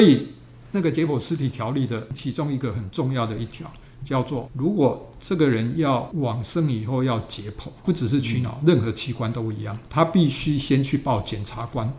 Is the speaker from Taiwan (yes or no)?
yes; Taiwan; 我们台湾人